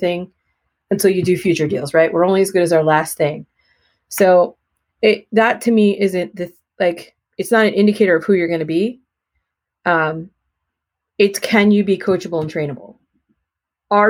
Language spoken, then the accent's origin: English; Warwick, New York, United States; moved away as an adult; now in New Jersey, United States; I was born in New Jersey. I lived here for a few short months, 18. And then my parents actually built a house in Orange County, New York, in a little hamlet called Warwick